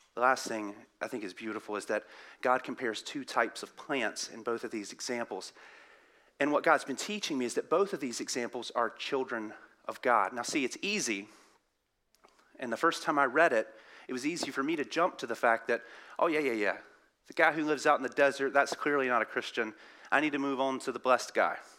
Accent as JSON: {"language": "English", "area": "the South", "region": "Southern United States", "country": "United States", "accent": "southern", "said": "my southern accent."}